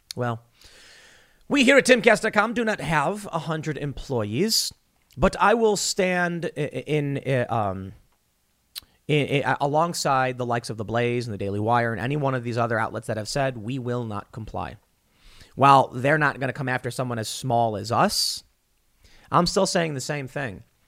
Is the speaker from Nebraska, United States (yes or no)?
no; Chicago, Illinois, United States; also born or lived in Miami, Florida; now in West Virginia, United States; I grew up in Chicago.